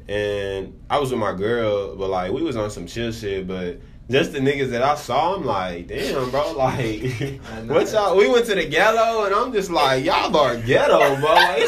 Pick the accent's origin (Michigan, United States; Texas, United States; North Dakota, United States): Texas, United States; Dallas; I'm from Dallas. I'm straight out of Dallas.